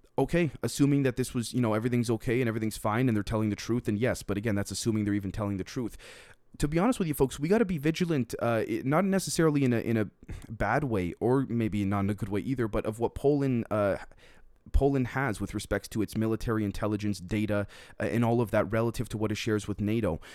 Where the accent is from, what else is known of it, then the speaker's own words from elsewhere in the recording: Canada; As a Canadian